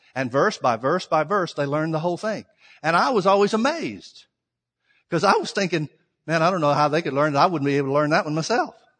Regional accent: Alabama, United States; I'm from the South. I'm from Alabama

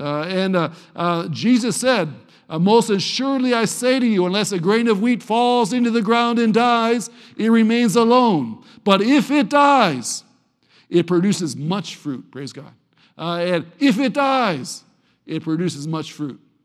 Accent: Cleveland, Ohio, United States; Cleveland, Ohio

